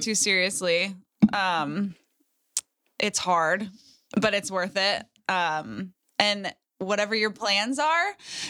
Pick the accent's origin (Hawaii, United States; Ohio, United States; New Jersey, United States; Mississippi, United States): Hawaii, United States; now in Texas, United States; And I'm from Hawaii. We're just moving back here to Texas.